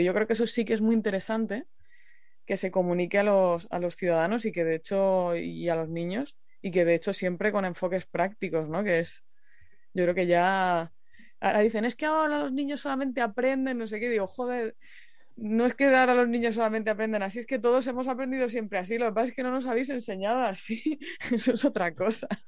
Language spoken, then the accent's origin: Spanish; Murcia, Region of Murcia, Spain; yo soy de Murcia. Y, y cuando era pequeña tuvimos varias de las sequías